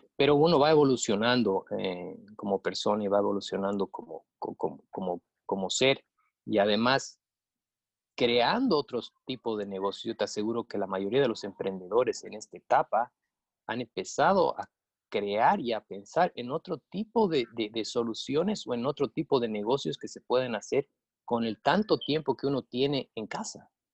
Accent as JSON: {"language": "Spanish", "region": "Cochabamba", "country": "Bolivia", "tie": "born or raised there", "also_born_or_lived": "United States", "moved": "as an adult", "lives_now": "Boca Raton, United States", "said": "me he forjado eh, los estudios en, Cochabamba, soy cochabambino"}